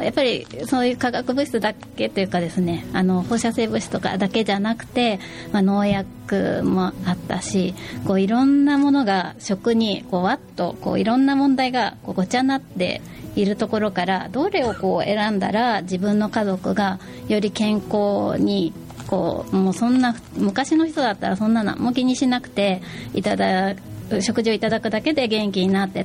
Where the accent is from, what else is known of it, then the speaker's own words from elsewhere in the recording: Tokyo, Japan; moved away as an adult; now in Fukuoka, Japan; 私は東京出身なんですよねで、えー、311の後に福岡に越してきたんですけれども